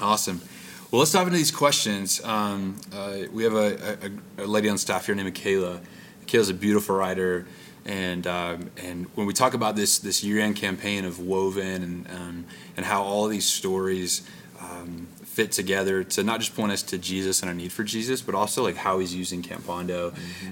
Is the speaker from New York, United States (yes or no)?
no; Arkansas, United States; the camp I grew up at in Arkansas